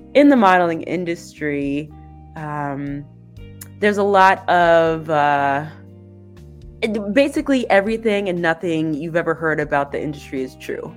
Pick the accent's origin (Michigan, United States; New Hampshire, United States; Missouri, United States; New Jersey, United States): Michigan, United States; Ypsilanti; I'm from Ypsilanti, Michigan